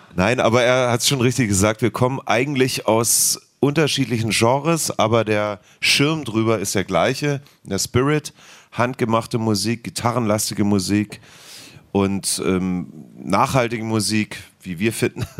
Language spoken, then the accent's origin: German; Heidenheim, Baden-Württemberg, Germany; now in Berlin, Germany; ich stehe zu meiner Heimat, hat eine wundervolle Kindheit